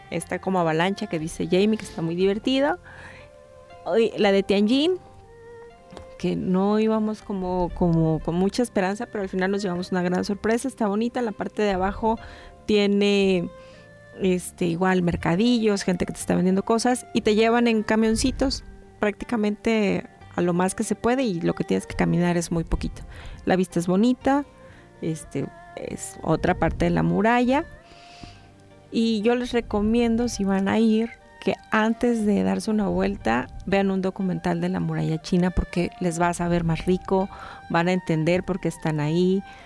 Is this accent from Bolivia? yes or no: no; Mexico; A nosotros como mexicanos